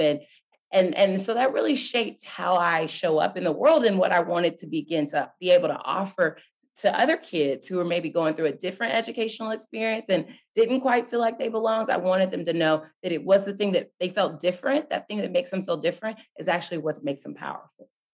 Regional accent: Dallas, Texas, United States; I really started growing up in Dallas, Texas

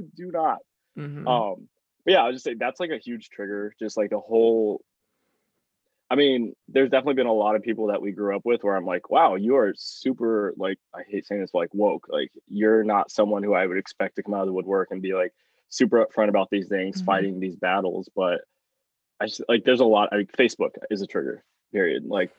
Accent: Oklahoma, United States; I mean, like we grew up in Oklahoma. Like a large part of my family voted for Trump.

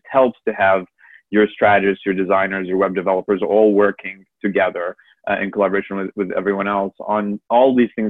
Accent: Egypt; I'm originally from Egypt

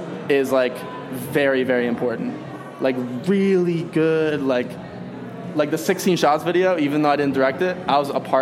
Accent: Arizona, United States; I grew up in Arizona in a Republican household.

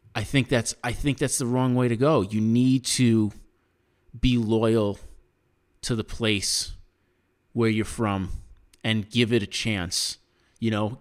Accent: United States; as an American

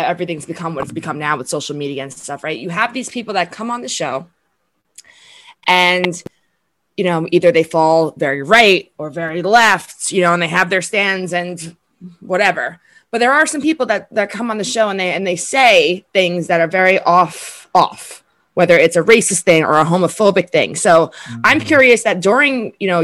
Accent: New York City, New York, United States; I'm from Staten Island, New York.

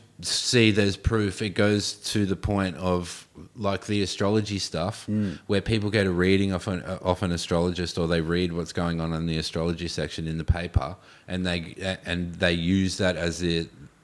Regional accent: Gold Coast, Queensland, Australia; I was in transition from Gold Coast skater kid to being a hippie.

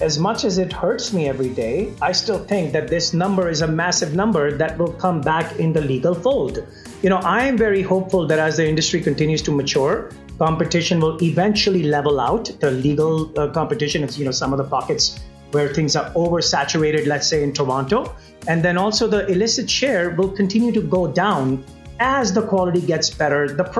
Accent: Mumbai, Maharashtra, India; now in Calgary, Canada; I grew up in Mumbai in a middle-class family

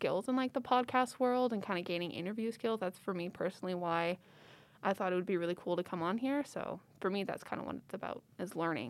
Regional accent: Calgary, Alberta, Canada; I was born and raised here in Cowtown, Calgary. I haven't really lived anywhere else.

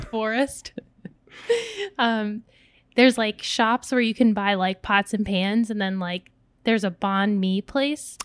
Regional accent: United States; I was born in America, but when I would go visit the Philippines, 'cause most of my family's still there

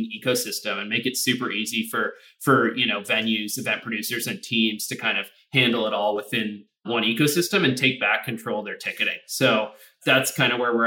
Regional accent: Toronto, Ontario, Canada; moved away; So I'm actually Canadian, originally born and raised in Toronto

